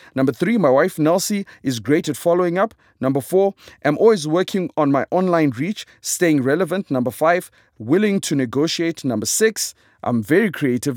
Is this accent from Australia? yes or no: no; Zimbabwe; I am a comedian from Zimbabwe